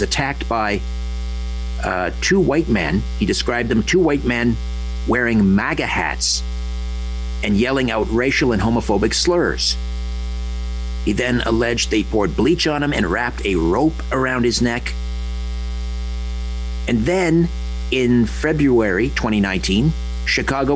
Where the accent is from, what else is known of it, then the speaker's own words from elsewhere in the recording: Brantford, Ontario, Canada; now in Thornhill, Canada; was from Brantford, Ontario, my hometown